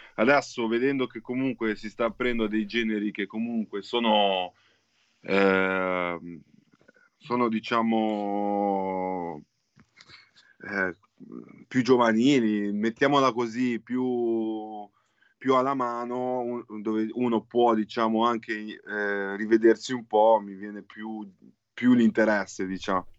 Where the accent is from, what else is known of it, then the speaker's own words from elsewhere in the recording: Genoa, Liguria, Italy; Di Genova, di Genova